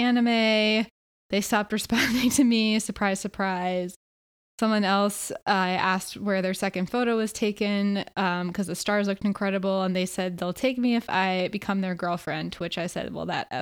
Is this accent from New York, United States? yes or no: no; Connecticut, United States; moved away as an adult; also born or lived in Philadelphia; now in California, United States; we grew up in Connecticut and then we both ended up for a little period of time in Philly.